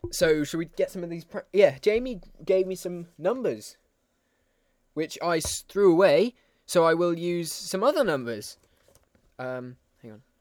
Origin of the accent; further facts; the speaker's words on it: Austria; English is a second language; I come from Austria. The home of Arnold Schwarzenegger.